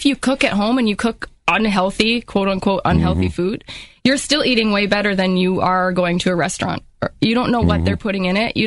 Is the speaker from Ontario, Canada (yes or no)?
yes; St. Catharines, Ontario, Canada; moved away as an adult; also born or lived in Australia / Texas / Louisiana / Iowa; I'm originally from St. Catharines